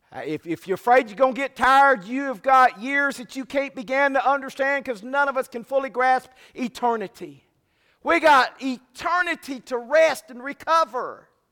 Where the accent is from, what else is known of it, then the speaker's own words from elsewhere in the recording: Fremont, California, United States; growing up in Fremont, California, we were about an hour away from the Oakland A's